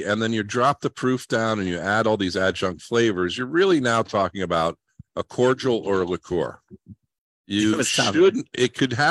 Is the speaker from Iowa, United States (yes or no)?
no; Long Island, New York, United States; moved away; I'm from Long Island, New York